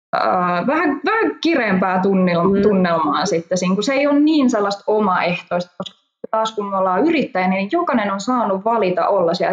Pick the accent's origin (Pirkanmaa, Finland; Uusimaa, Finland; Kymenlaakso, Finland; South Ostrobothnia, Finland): Kymenlaakso, Finland; Hamina; mä olen Haminasta pikkukaupungista